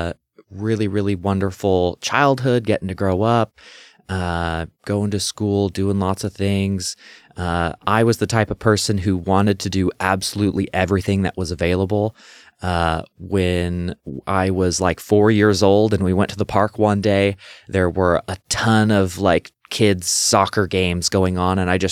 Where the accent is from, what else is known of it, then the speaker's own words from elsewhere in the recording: Renton, Washington, United States; Well, yeah, I grew up in Renton, Washington. It's on the bottom end of Lake Washington. It's where Boeing headquarters is and Seahawks practice fields.